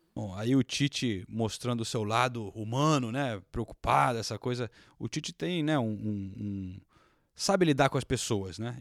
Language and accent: Portuguese; England, United Kingdom; Eu sou inglês